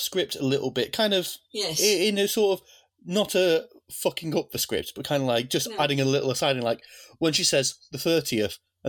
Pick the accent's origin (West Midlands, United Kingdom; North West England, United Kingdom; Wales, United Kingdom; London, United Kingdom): North West England, United Kingdom; Fleetwood; my hometown of Fleetwood